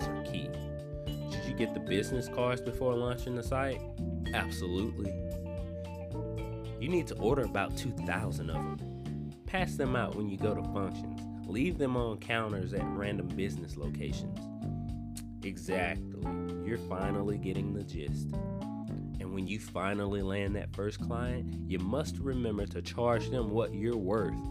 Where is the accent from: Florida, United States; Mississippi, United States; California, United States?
Mississippi, United States; Natchez; now in Memphis, United States; my hometown of Natchez, Mississippi